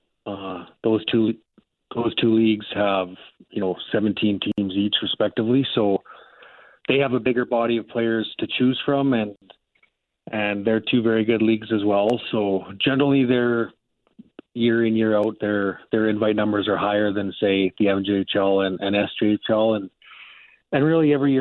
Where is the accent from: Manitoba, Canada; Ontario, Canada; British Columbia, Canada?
Manitoba, Canada; also born or lived in Winnipeg; growing up in Manitoba and living in Winnipeg now